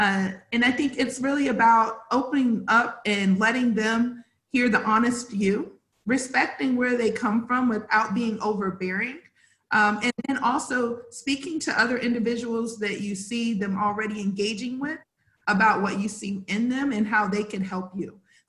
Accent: South Carolina, United States; Where I came from, I'm from South Carolina. So I was one of the only African-American girls in the classroom up until I was in middle school.

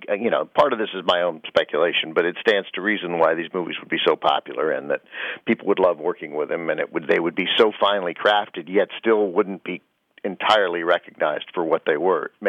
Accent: Washington, District of Columbia, United States; I grew up in Washington, D.C.

